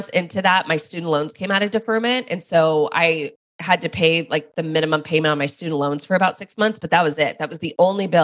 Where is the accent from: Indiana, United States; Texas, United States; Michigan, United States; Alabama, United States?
Texas, United States; Dallas; I moved back home to Dallas, which is where I'm from.